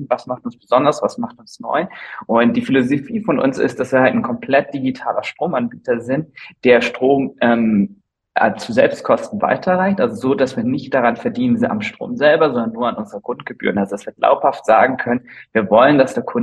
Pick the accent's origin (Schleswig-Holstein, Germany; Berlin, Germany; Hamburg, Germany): Schleswig-Holstein, Germany; Flensburg; also born or lived in London; ich komme ursprünglich aus Flensburg, also aus dem hohen Norden, habe dann meinen Bachelor an der WAU gemacht, dann meinen Master in London